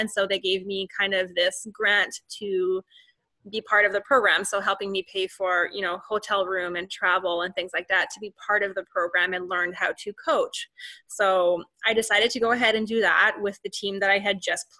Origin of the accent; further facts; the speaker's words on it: Canada; I'm Canadian.